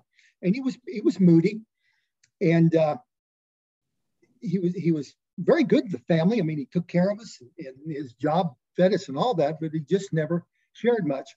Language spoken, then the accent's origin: English; Southern Illinois, United States; now in Oakland City, United States; I grew up in a very rural area, somewhat isolated, had a unique name, Horse Creek.